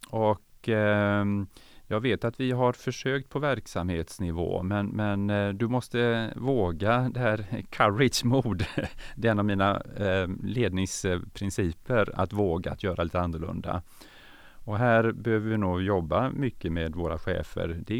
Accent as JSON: {"language": "Swedish", "region": "Norrland", "country": "Sweden", "tie": "born there", "also_born_or_lived": "Umeå", "said": "Ja, jag är född norrlänning och så flyttade min pappa, han bytte jobb ganska ofta så jag fick ju flytta, vi fick ju flytta runt eh, ett antal gånger och vi flyttade tillbaka till, till eh"}